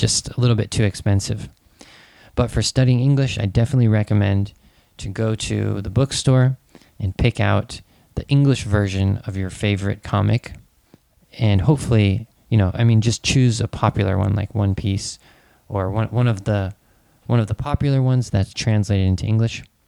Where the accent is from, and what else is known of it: United States; born or raised there